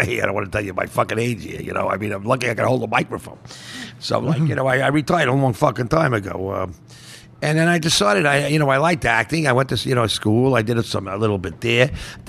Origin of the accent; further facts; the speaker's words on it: Oceanside, New York, United States; also born or lived in Queens, New York / Old Westbury, New York; Well, I grew up on Long Island, a place called Oceanside near the beach, Long Beach. And then I moved to North Shore Towers, a place in fucking Queens. And then I moved to Old Westbury, Long Island.